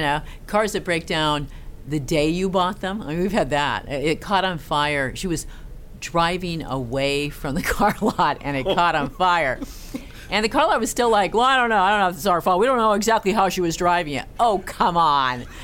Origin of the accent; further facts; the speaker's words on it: Castro Valley, California, United States; also born or lived in Norway; I was born in the San Francisco Bay Area in a town called Castro Valley